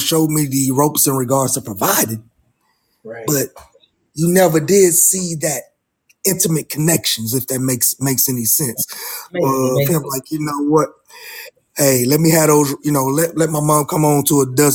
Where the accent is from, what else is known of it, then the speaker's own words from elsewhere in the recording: Ohio, United States; now in North Carolina, United States; I'm from Ohio originally